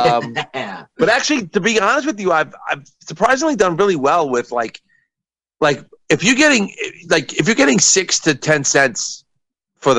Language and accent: English; New York, United States; I'm from New York